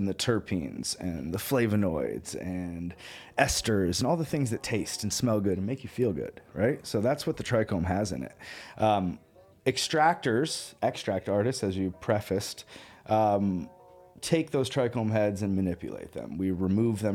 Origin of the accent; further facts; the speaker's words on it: Northern California, United States; moved away as an adult; also born or lived in Colorado; I grew up in Northern California.